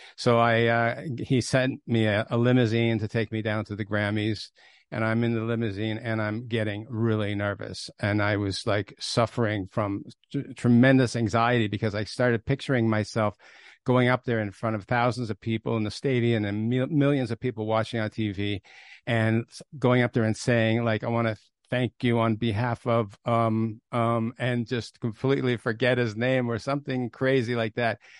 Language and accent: English; Toronto, Ontario, Canada; I grew up in Toronto, and I came from a very, very unaffiliated background.